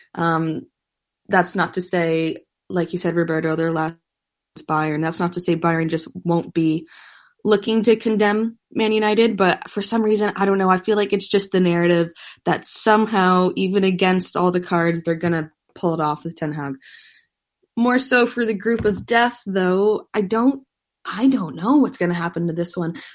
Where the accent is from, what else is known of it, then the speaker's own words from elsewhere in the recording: Canada; us Canadians